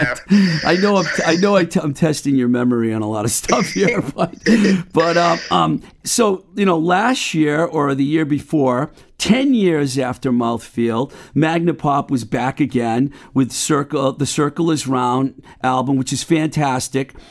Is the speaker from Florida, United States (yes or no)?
no; Boston, Massachusetts, United States; I'm from Boston